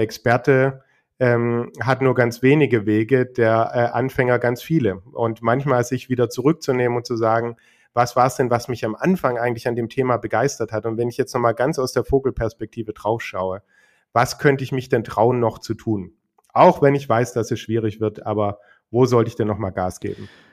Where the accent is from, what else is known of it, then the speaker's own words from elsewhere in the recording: Germany; bei uns in Deutschland